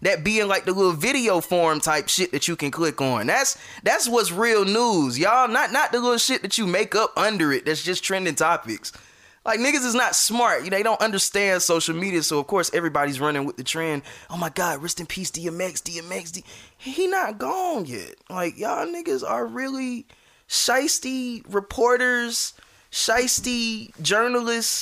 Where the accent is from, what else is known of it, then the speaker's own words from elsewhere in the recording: the South, United States; we're from the South